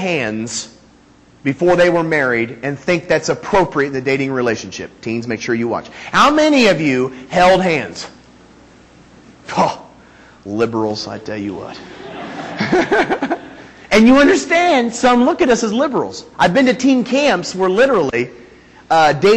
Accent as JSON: {"language": "English", "region": "Northeastern Indiana", "country": "United States", "tie": "born or raised there", "also_born_or_lived": "California", "moved": "yes", "said": "I was born in that little hole right there. Okay? Northeastern Indiana"}